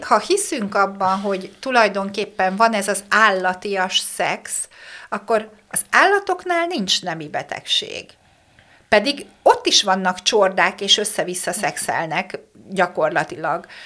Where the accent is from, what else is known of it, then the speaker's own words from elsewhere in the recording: Békéscsaba, Békés, Hungary; moved away; én vidéki lány vagyok, ugye Békés Csabai vagyok eredetileg